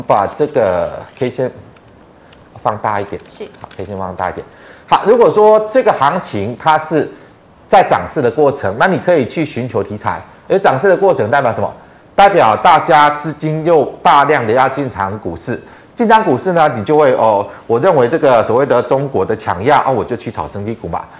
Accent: Taiwan; 我们台湾人去中国，去观光旅游

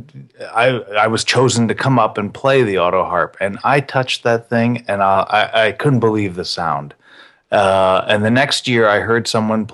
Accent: Colorado, United States; also born or lived in New York / Manhattan, New York; I'm mostly from Colorado. I was born in New York, moved to Colorado when I was little.

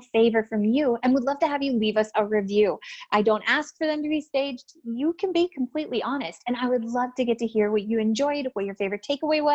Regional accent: Canada; accent: Canadian; I guess I have an accent. I'm Canadian

